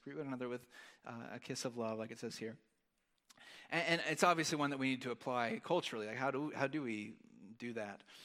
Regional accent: United States; as an American

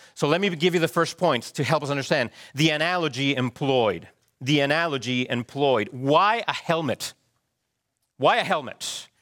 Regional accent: Chile; moved away; I also remember growing up in Chile how our schools would do earthquake drills

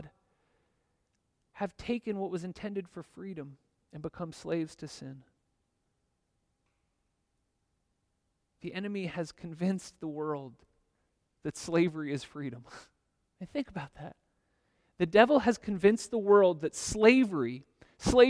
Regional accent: United States; now in Zurich, Switzerland; as an American, especially as American white male

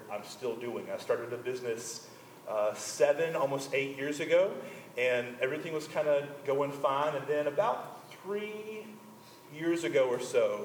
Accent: Conway, United States; the church I grew up in Conway

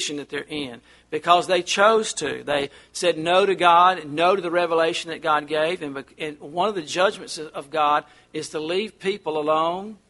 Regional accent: United States; I'm not British. I'm American

